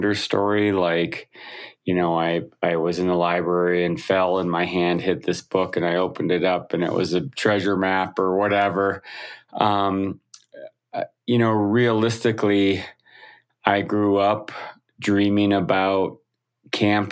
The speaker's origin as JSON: {"language": "English", "region": "Wisconsin", "country": "United States", "tie": "born or raised there", "said": "I grew up in the Midwest of the United States, Wisconsin"}